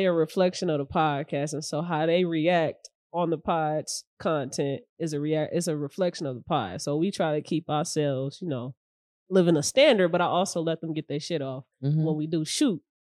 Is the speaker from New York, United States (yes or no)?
no; Indiana, United States; also born or lived in Chicago, Illinois; was born on the South Side of Chicago, okay. But the same, like coming back and forth every weekend. But I'm raised in Indiana.